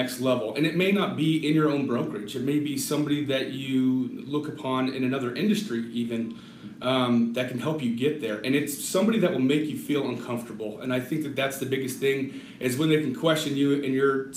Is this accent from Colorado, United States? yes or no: yes; Littleton, Colorado, United States; now in Colorado Springs, United States; Born and raised in Littleton, Colorado